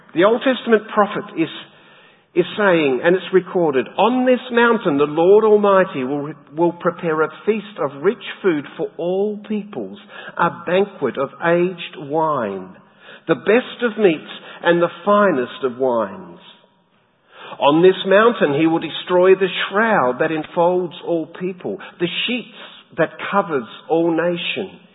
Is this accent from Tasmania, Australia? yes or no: yes; Tasmania, Australia; moved away; my home state in Tassie